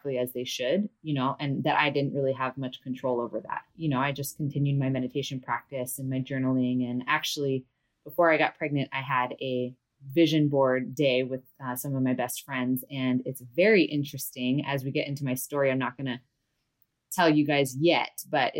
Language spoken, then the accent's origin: English; Big Island of Hawaii, United States; I am from the Big Island of Hawaii, born and raised here